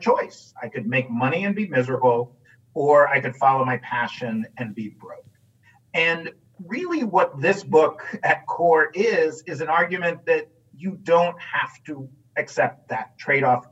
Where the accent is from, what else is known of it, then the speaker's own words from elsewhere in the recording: New York City, New York, United States; I grew up in New York City